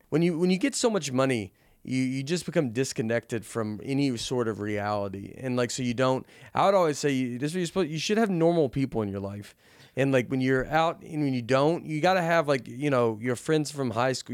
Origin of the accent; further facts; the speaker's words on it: the South, United States; I'm from the South